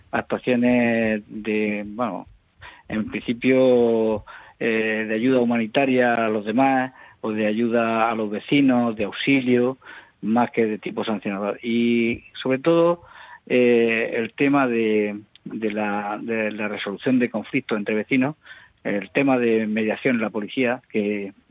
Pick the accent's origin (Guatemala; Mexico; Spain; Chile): Spain; Mula, Region of Murcia; Sí, soy de Mula, natural de la pedanía de Casas Nuevas